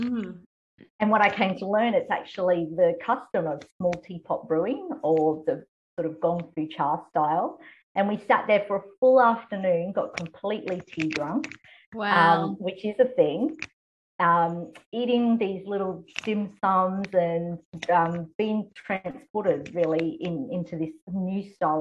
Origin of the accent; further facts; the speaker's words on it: Australia; also born or lived in Taiwan / United Kingdom; I am actually an Australian, a Taiwanese Australian adoptee. So my parents are of a Western background